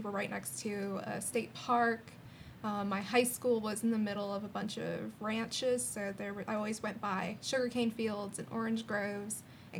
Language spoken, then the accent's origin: English; West Palm Beach, Florida, United States; I grew up in South Florida. Mm-hmm. It's like West Palm area. Kind of a weird place.